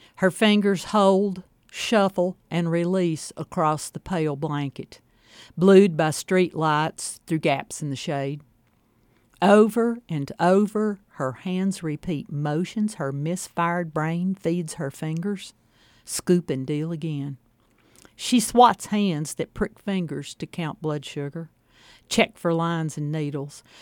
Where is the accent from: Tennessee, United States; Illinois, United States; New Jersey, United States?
Tennessee, United States; Kingsport; I grew up in Kingsport, as close to the Virginia state line as you could get